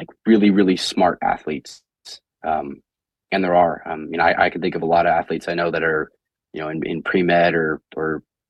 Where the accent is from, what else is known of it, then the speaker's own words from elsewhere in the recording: Indiana, United States; growing up in Indiana